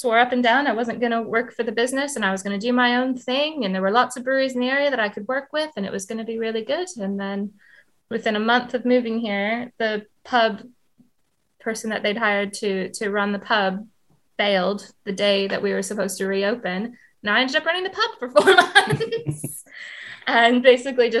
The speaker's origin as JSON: {"language": "English", "country": "Canada", "also_born_or_lived": "Edinburgh", "moved": "as an adult", "lives_now": "United Kingdom", "said": "I came from Canada"}